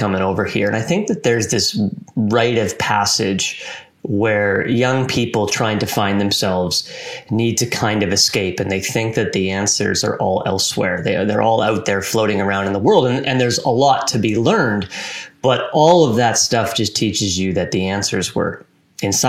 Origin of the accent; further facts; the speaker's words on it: near Vancouver, British Columbia, Canada; I grew up in a small town just outside of Vancouver, British Columbia